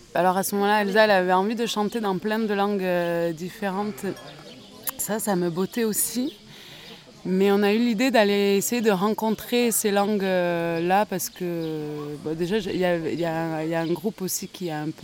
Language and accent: French; Bayonne, Nouvelle-Aquitaine, France; J'ai grandi à la Zup de Bayonne